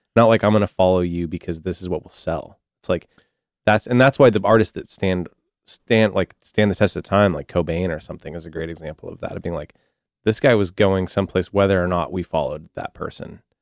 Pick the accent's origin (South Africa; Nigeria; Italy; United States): United States; the Northwest, Pacific Northwest; growing up in the Northwest